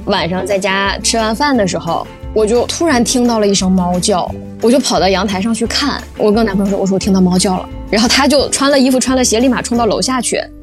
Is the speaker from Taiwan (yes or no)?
no; Northeast China, China; now in Shanghai, China; 从东北赶回了上海